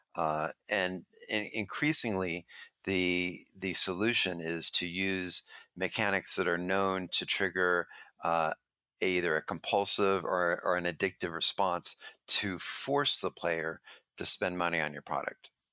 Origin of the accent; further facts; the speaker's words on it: Los Angeles, California, United States; I grew up in Venice Beach